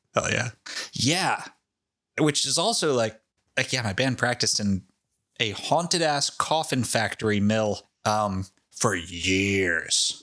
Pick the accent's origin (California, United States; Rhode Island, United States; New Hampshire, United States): Rhode Island, United States; Foster; my hometown of Foster, Rhode Island